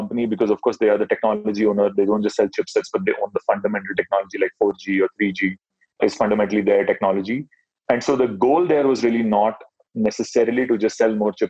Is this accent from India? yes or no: yes; Mumbai, Maharashtra, India; So I grew up in Mumbai. Mumbai is Bollywood city